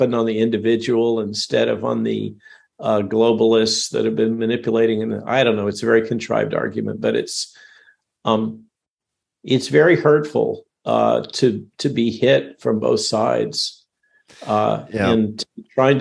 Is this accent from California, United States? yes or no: yes; Goleta, California, United States; also born or lived in Palo Alto, California / Van Nuys, California; since junior high, grew up in Goleta, which is just north of Santa Barbara, Central Coast